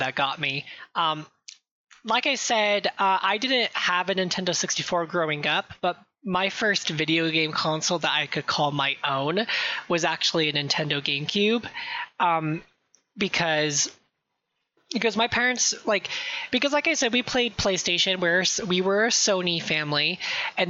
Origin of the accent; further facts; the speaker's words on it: California, United States; I'm from California. I'm from California.